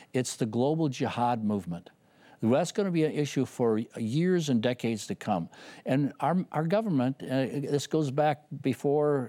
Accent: Rice Lake, Wisconsin, United States; my hometown of Reisick, Wisconsin

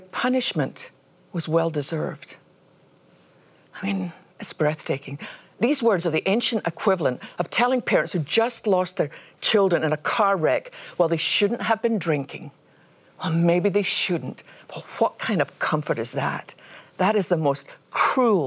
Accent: Scotland, United Kingdom; since I was a little girl growing up in Scotland

